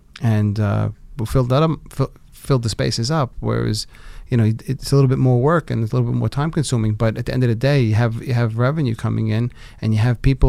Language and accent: English; Brooklyn, New York, United States; When I was growing up though, it wasn't as cool when I travel the world and I say I was from Brooklyn. It wasn't like today. Today you say I'm from Brooklyn and people are like, oh wow, Brooklyn, I heard that's so cool.